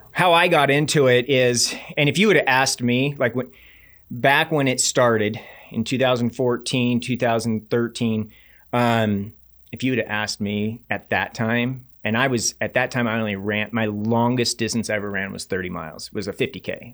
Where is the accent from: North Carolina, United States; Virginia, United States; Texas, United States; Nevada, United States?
Nevada, United States; Reno; I grew up in Reno, Nevada, so I was always venturing up in that Tahoe region